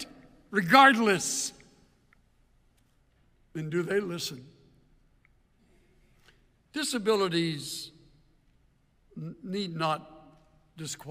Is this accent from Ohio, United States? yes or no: no; El Campo, Texas, United States; I'm from El Campo, one of the great sites of Texas